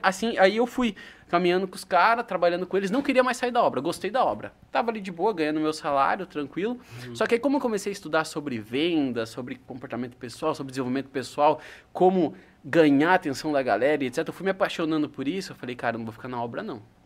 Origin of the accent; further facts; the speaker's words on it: São Miguel Arcanjo, São Paulo, Brazil; moved away; eu vim de São Miguel Arcanjo, uma cidade que é o interior do interior, é a capital da uva